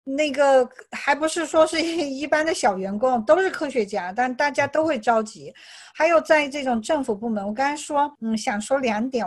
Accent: China; also born or lived in California; now in United States; 除了我们中国人

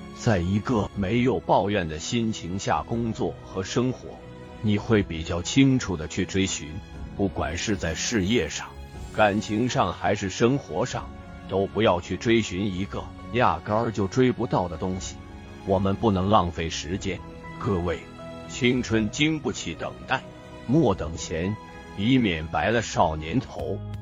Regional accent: Taiwan; 我是一名演员，演了四十年的戏，我在台湾出生，初中时，我的学习成绩很不好

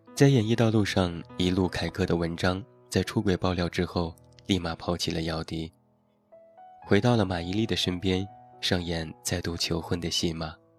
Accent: Taiyuan, Shanxi, China; 现在在我的家乡山西太原

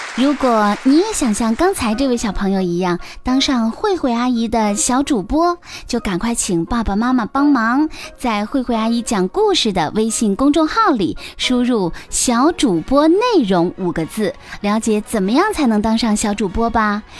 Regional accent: Xi'an, Shaanxi, China; 我来自西安

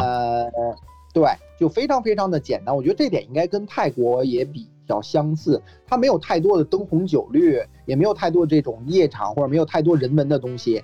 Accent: Beijing, China; moved away as an adult; now in Australia; 因为我是来自北京嘛

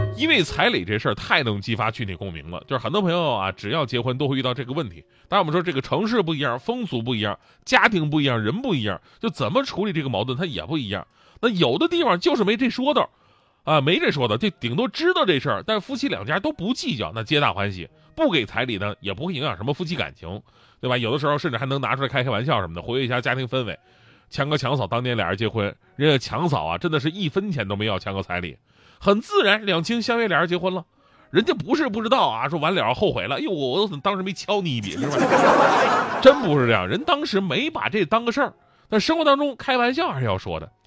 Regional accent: Changchun, Jilin, China; 我们的老家，我觉得长春也算是

